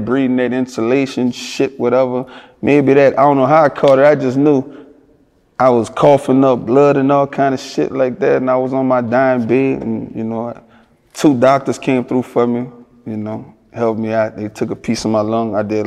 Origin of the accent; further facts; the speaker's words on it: Louisiana, United States; I'm from Louisiana